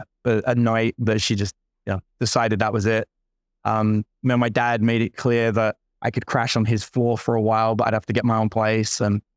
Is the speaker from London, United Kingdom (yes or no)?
yes; London, United Kingdom; I grew up in London, but like in the worst parts of London.